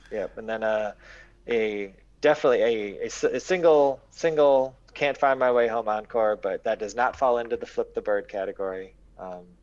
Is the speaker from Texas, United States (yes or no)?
yes; Texas, United States; I'm from Texas, so I didn't ski. I watched Perry Mason.